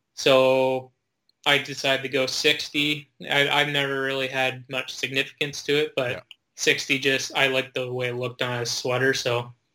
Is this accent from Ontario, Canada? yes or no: yes; Fergus/Elora area, Ontario, Canada; I played in my hometown mm-hmm. and stayed there, and most of the players were from Elora or Fergus